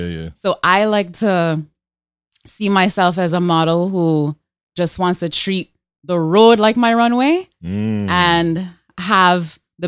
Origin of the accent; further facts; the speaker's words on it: Canada; born there; So I was born here in Canada. But my earliest memories are my mom taking me down to Trinidad, where my family is from.